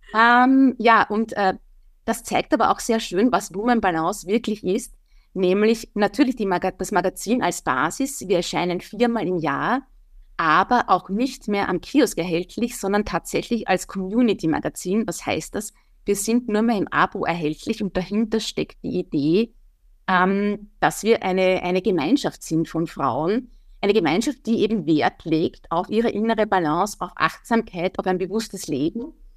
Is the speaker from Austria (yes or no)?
yes; Wieselburg, Lower Austria, Austria; Ich bin ja Niederösterreicherin, Wieselburgerin.